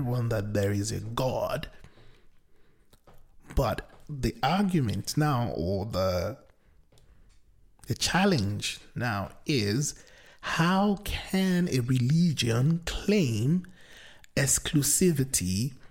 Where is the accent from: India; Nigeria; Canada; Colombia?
Nigeria; I come from the Nigerian culture or society, which is very pluralistic in nature